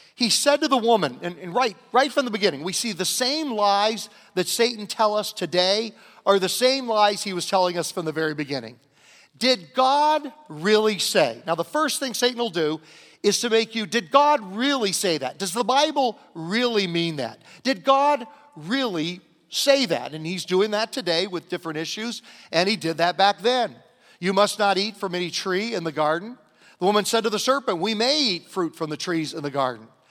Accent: Southern Virginia, United States; growing up in Southern Virginia in the nineteen sixties

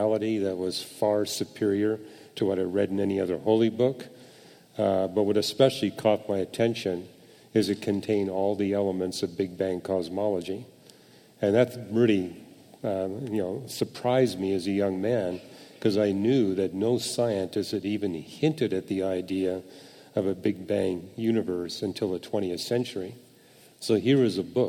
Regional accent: Canada; I was born and raised in Canada.

